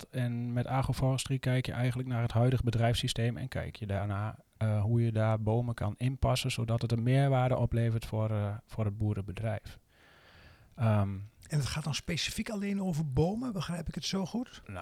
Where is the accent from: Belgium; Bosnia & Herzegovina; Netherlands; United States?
Netherlands; moved away as an adult; ik ben geboren in Nederland en opgegroeid in Nederland.